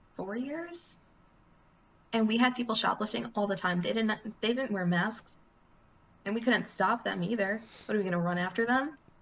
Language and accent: English; United States; as an American in the United States